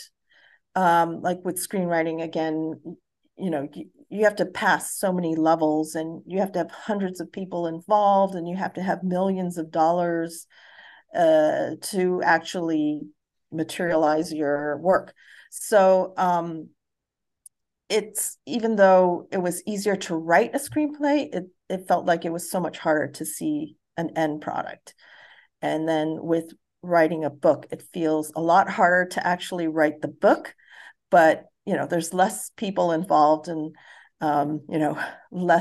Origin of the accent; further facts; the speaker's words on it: Hawaii, United States; also born or lived in Missouri / Japan / Guam; I grew up in Hawaii